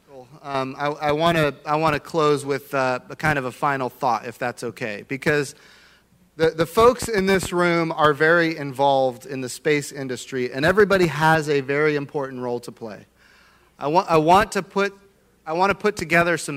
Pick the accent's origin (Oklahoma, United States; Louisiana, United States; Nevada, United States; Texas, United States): Oklahoma, United States; I come from Oklahoma